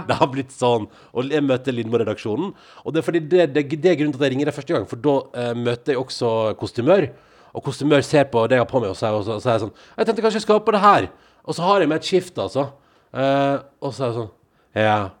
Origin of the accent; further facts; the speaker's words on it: Western Norway, Norway; jeg kommer jo fra pinnekjøttland